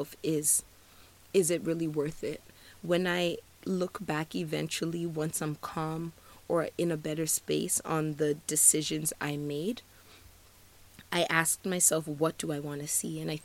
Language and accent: English; Nigeria; I'm Nigerian, and usually when we exchange pleasantries with someone, we usually ask them how the weather's doing.